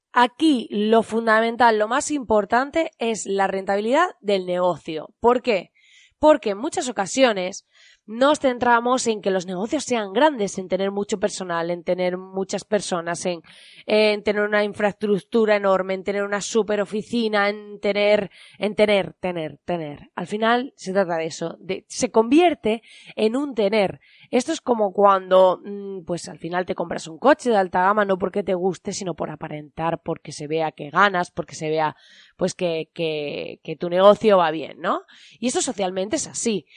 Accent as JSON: {"language": "Spanish", "country": "Spain"}